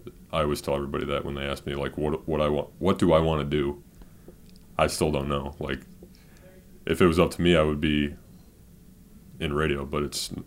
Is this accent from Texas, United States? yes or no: no; Cleveland, Ohio, United States; I was born in Cleveland